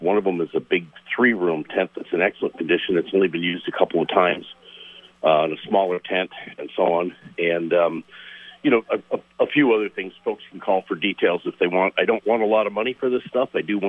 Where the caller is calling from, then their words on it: Milton, United States; I'm calling from Milton.